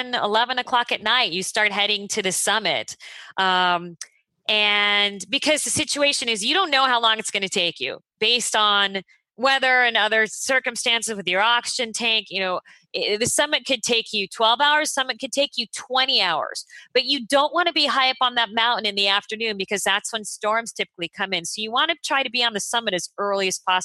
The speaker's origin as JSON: {"language": "English", "town": "Phoenix", "region": "Arizona", "country": "United States", "tie": "born or raised there", "also_born_or_lived": "Los Angeles", "moved": "as an adult", "said": "I grew up in Phoenix"}